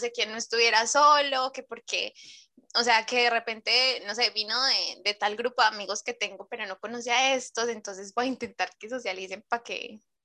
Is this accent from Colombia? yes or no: yes; Medellín, Antioquia, Colombia; now in Chile; yo vengo de la ciudad de la eterna primavera